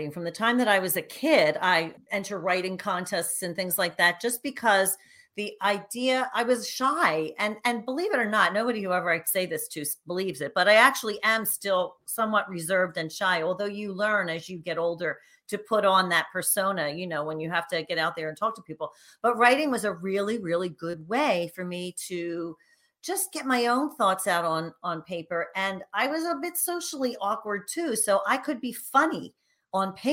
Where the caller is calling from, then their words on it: Philadelphia, Pennsylvania, United States; I am actually just outside of Philadelphia, which in true Philadelphia fashion is dreary and cranky this time of year.